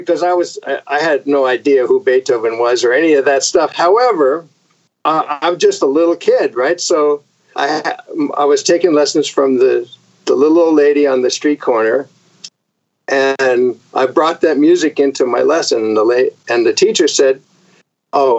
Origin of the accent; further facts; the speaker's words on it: Vermont, United States; also born or lived in Connecticut; I was born in Connecticut. We moved to Vermont when I was 4 years old.